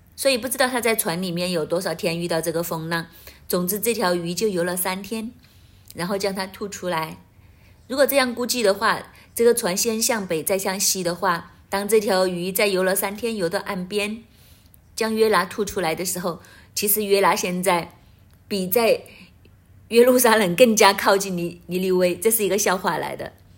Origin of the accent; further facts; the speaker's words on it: Hong Kong; 我们香港人